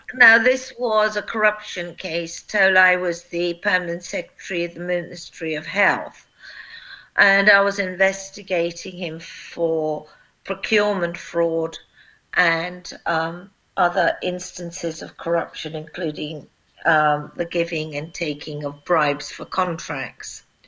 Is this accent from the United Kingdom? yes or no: yes; United Kingdom; also born or lived in Kosovo; I am a British prosecutor